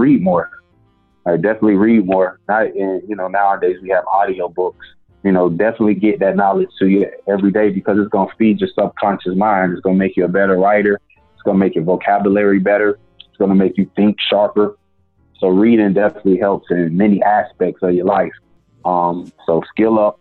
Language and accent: English; the South, United States; I'm from the South